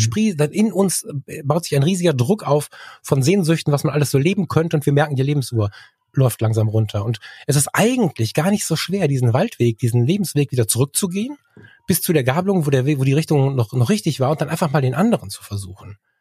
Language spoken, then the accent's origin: German; Ratingen, North Rhine-Westphalia, Germany; hier bei uns in der Kommunalverwaltung in Ratingen landen. Das war die Idee meines Vaters, der war Kommunalpolitiker hier.